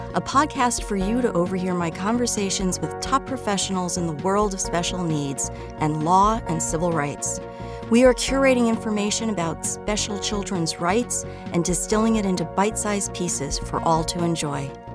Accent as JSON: {"language": "English", "town": "New York City", "region": "New York", "country": "United States", "tie": "born or raised there", "said": "I hail from the Bronx"}